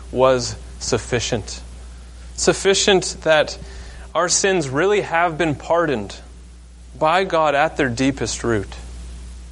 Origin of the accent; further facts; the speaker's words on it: Maine, United States; I grew up in Maine